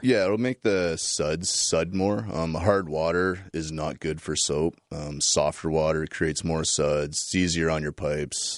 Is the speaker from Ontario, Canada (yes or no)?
yes; New Liskeard, Ontario, Canada; now in London, Canada; I'm from Northern Ontario. I was, uh, born and raised in New Liskeard, uh, moved here around nineteen ninety-eight